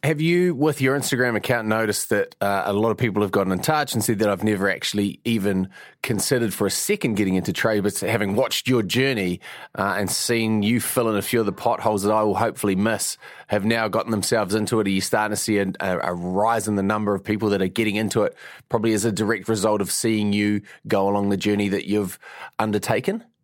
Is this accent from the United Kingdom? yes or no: no; Mount Maunganui, Bay of Plenty, New Zealand; I'm from Mount Maunganui